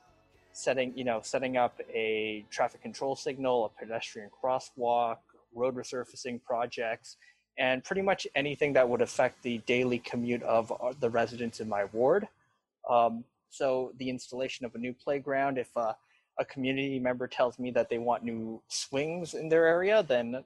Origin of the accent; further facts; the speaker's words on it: Toronto, Ontario, Canada; also born or lived in Richmond, British Columbia / Markham, Ontario; Then when I was 13, I moved to Scarborough, and I've been there since